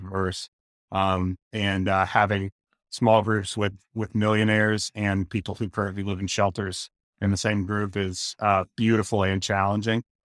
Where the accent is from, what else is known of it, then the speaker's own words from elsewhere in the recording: Austin, Texas, United States; I was born and raised in Austin, Texas, uh, where I still am today.